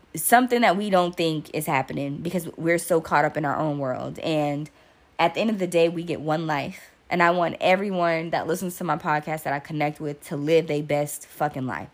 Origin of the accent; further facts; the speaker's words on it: United States; I am American